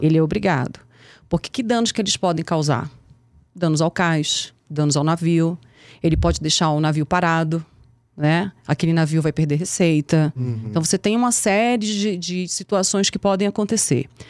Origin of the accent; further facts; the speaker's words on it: Manaus, Amazonas, Brazil; also born or lived in Pernambuco; sou pernambucana, fui criada em Manaus